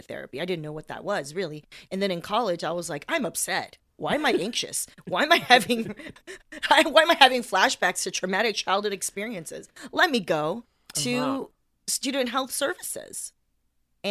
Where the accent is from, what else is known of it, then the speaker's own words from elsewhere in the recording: Torrance, California, United States; also born or lived in Taiwan; I was born in Taiwan, but I grew up in Torrance down here in Los Angeles